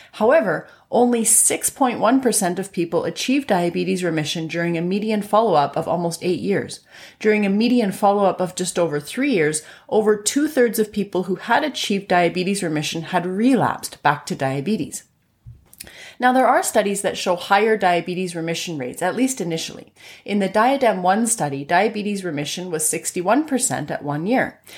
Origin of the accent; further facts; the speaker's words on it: Canada; I'm a Canadian physician